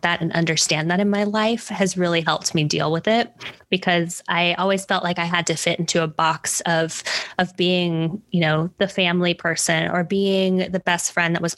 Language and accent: English; Hawaii, United States; moved away; I was actually in Hawaii, where I'm originally from